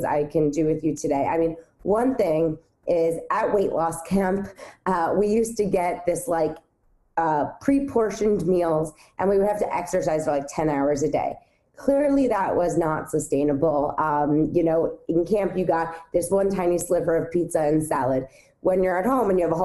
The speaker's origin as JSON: {"language": "English", "town": "New York City", "region": "New York", "country": "United States", "tie": "born or raised there", "said": "I grew up on the Upper West Side of Manhattan"}